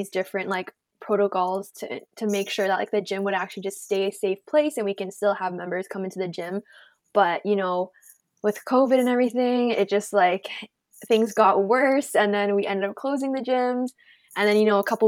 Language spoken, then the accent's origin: English; Toronto, Ontario, Canada; I'm born and raised in Toronto, Canada